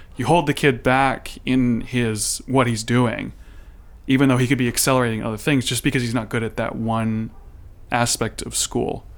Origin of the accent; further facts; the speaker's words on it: United States; I'm American